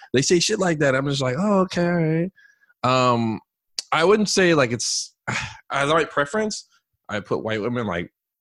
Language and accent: English; San Ramon, California, United States; also born or lived in Oakland; I grew up in San Ramon. So when I first moved out there, coming from Oakland